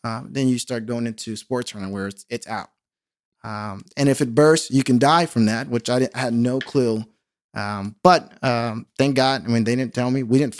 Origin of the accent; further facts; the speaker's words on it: Carson, California, United States; also born or lived in Orange County; I grew up in Carson. That's where I mostly live. Went to Palmdale for a little bit. Parents got divorced when I was 11. We moved around quite a bit, and we actually moved to Orange County to live with my aunt.